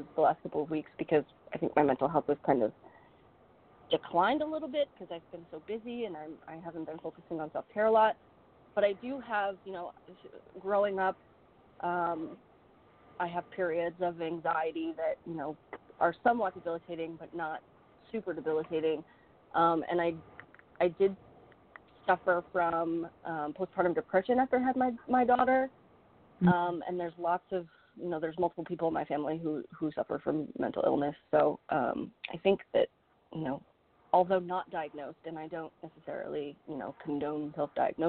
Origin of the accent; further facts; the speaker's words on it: Maine, United States; I live and I was born and raised in Maine